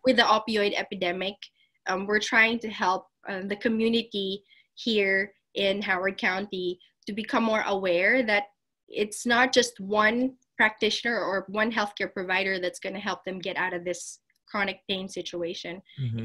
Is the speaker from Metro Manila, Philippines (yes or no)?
yes; Las Piñas, Metro Manila, Philippines; moved away as an adult; now in Columbia, United States; I am from Las Piñas um, in in the Philippines